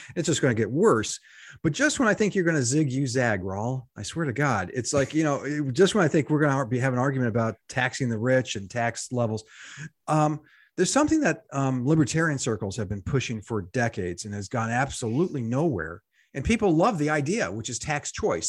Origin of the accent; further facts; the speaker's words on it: United States; I'm an American, not so publicly educated